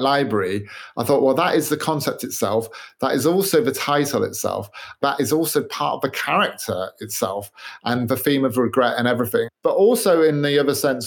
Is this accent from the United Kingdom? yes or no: yes; United Kingdom; I'm British